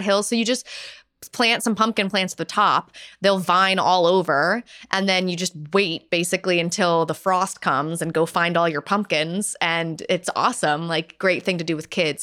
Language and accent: English; North Carolina, United States; now in Pittsburgh, United States; I'm from North Carolina